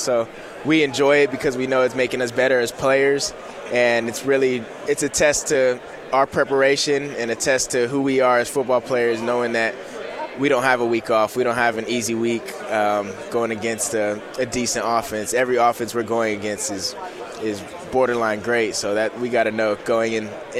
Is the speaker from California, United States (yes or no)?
yes; Corona, California, United States; Corona, California. So probably 40 minutes from here